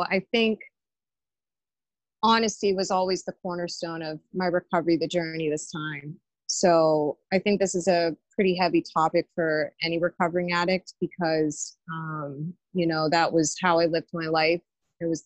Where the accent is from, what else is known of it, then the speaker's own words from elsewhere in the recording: Pittsburgh, Pennsylvania, United States; I'm originally from the East End area of Pittsburgh